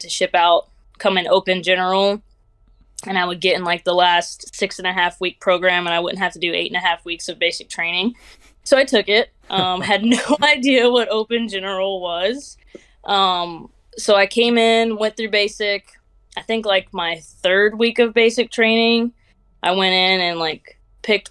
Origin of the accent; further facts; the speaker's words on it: Georgia, United States; moved away as an adult; also born or lived in Montgomery, Alabama / Anchorage, Alaska; I am from Georgia, so I wanted to get a little bit further away from home.